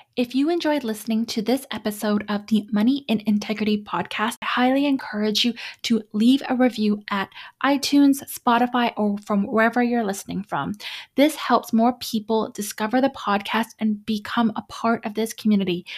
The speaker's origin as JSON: {"language": "English", "country": "Canada", "said": "I'm Canadian"}